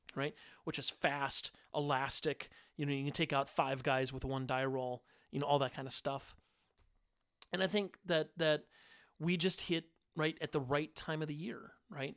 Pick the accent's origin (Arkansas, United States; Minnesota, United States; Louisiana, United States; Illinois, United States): Minnesota, United States; I'm a kid from Minnesota